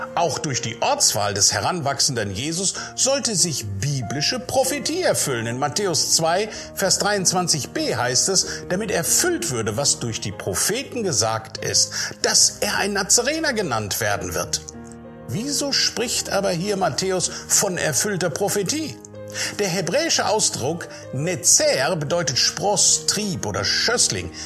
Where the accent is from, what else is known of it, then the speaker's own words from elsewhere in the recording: Sauerland, North Rhine-Westphalia, Germany; ich bin ein Sauerländer. Und in diesem Landstrich, da lebe ich sehr gerne.